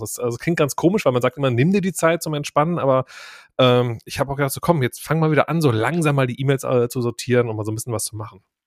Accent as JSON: {"language": "German", "town": "Krefeld", "region": "North Rhine-Westphalia", "country": "Germany", "said": "ich komme nämlich auch aus der Ecke von Krefeld"}